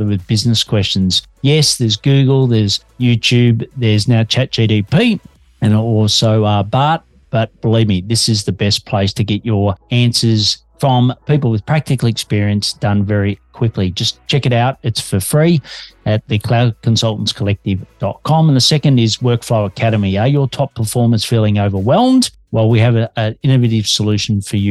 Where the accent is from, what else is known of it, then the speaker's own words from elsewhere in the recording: Australia; also born or lived in Melbourne, Australia; I'm an Aussie working globally from Melbourne, Australia